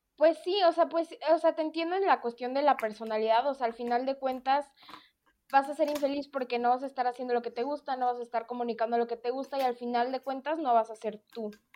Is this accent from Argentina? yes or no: no; Mexico; nuestra cultura como mexicanos